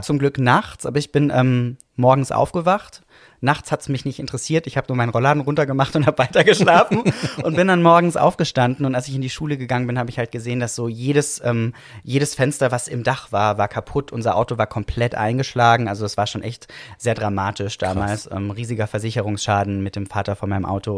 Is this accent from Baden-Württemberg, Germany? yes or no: yes; Villingen-Schwenningen, Baden-Württemberg, Germany; moved away; ich bin geboren im Schwarzwald.